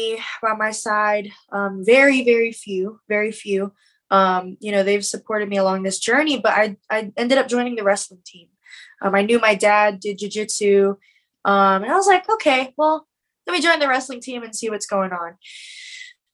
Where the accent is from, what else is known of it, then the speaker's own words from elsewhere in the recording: Killeen, Texas, United States; I'm from Killeen, Texas, Fort Hood, and largest army base